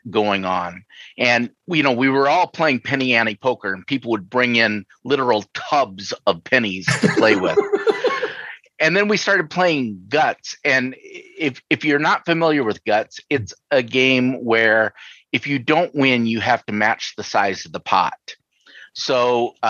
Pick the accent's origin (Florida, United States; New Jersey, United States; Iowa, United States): Iowa, United States; Sioux City; now in Minnesota, United States; I grew up in Iowa, in Sioux City, actually